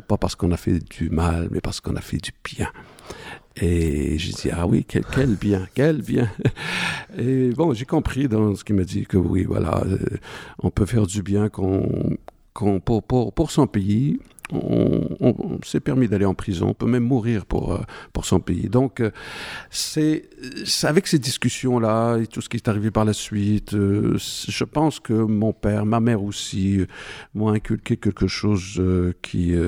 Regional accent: Morocco; born or raised there; moved away as an adult

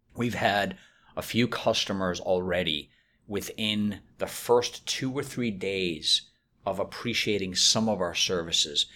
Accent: Boston, Massachusetts, United States; also born or lived in Chicago / Winston-Salem; now in Raleigh, United States; I'm from Boston

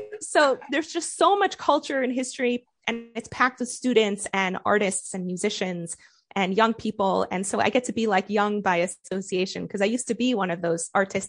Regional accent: United States; accent: American; now in Israel; I have a really good American accent.

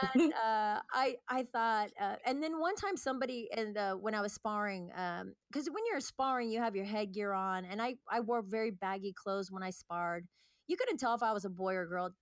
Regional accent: Northern California, United States; moved away as an adult; now in Santa Monica, United States; I lived up north in California

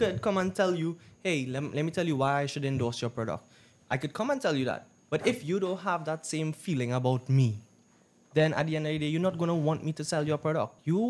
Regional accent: Trinidad & Tobago; No. I'm Indian. Indo

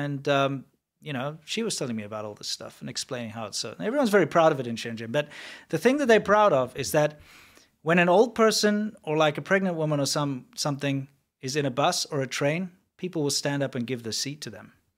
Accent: South Africa; moved away; I'm from South Africa

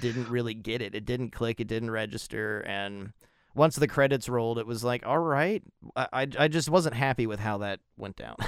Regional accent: United States; as an American

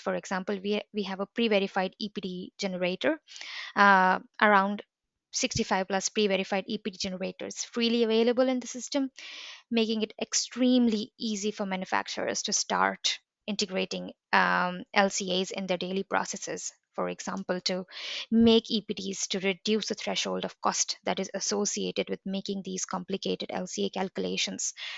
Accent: India; now in Bergen, Norway; I'm from India

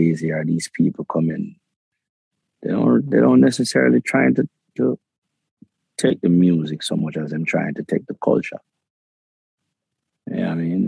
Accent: Kingston, Jamaica; I was born in Jamaica. I have a Jamaican passport. I lived in the ghettos of Kingston, raised in the ghetto of Kingston.

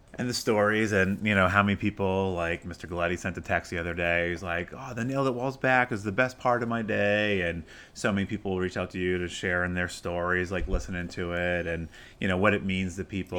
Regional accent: Maine, United States; now in Arizona, United States; I'm a city kid from Maine

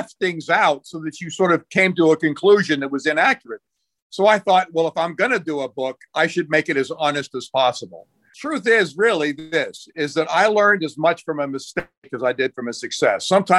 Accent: Lebanon; I've got to mention my father in the CIA and growing up in Lebanon and people will expect that.

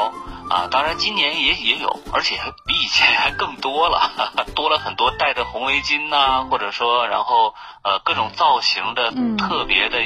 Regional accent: Harbin, Heilongjiang, China; 我觉得作为一个哈尔滨人，我还挺自豪的在这块儿，

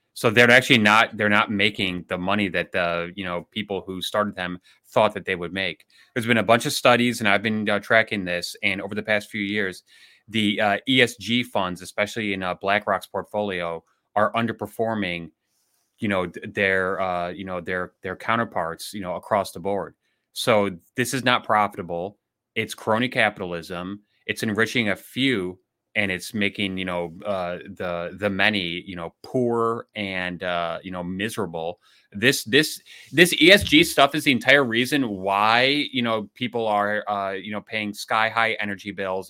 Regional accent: Illinois, United States; Illinois, I hate to say it, my home state

